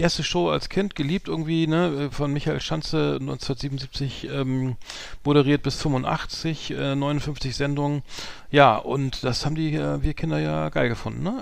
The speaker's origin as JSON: {"language": "German", "region": "Bremen", "country": "Germany", "said": "als Bremer"}